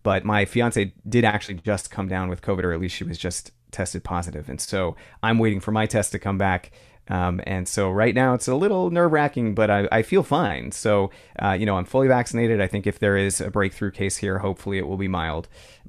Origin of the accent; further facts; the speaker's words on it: San Francisco, California, United States; now in Santa Cruz, United States; So right now I'm in Santa Cruz, California. I grew up in San Francisco.